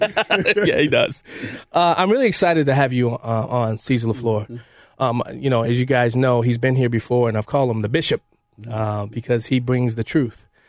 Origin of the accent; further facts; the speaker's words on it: Chicago, Illinois, United States; I grew up in the Chicago machine, machine Democrat Party, 53rd Ward, 21st Precinct